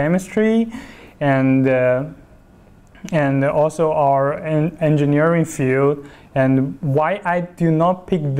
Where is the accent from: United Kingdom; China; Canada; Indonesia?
China; Chongqing; moved away as an adult; also born or lived in Hunan; now in Beijing, China; I was born in Chongqing, southwestern part of China, and I'm very proud to be a Chongqinger